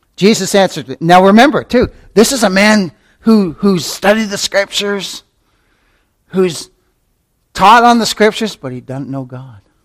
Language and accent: English; Canada; when I was a little tyke growing up in Canada